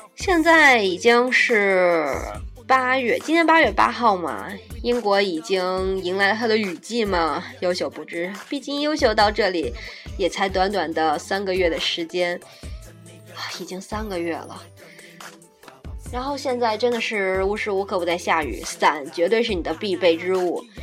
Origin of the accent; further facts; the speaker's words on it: Shandong, China; moved away as an adult; now in United Kingdom; 我说我是山东的呀